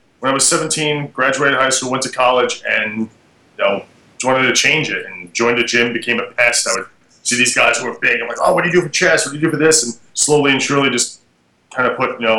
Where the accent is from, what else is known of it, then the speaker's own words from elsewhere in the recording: New York, United States; I'm a New Yorker born and raised